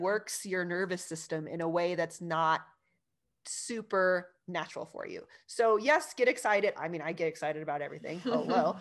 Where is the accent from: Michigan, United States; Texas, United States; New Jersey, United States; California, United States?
California, United States; I grew up in California